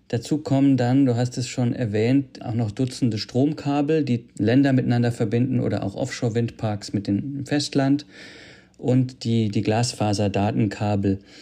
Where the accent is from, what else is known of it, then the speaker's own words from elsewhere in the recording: Germany; bei uns in Deutschland